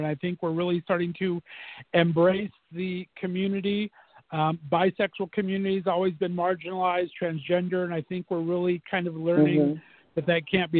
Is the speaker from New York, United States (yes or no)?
no; California, United States; now in Ohio, United States; I'm from California originally, in a transplant here